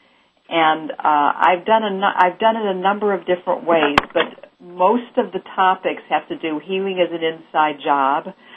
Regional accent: Chicago, Illinois, United States; also born or lived in Missouri; now in Los Angeles, United States; I'm originally from the Midwest, Chicago

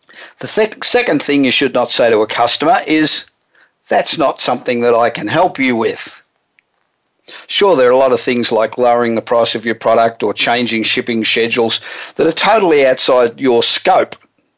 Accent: Los Angeles, California, United States; today we're broadcasting from my hometown of Los Angeles.

